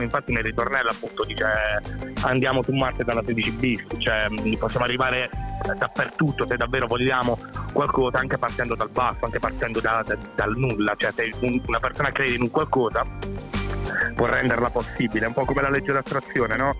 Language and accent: Italian; Apulia, Italy; ho 30 anni e vengo dalla Puglia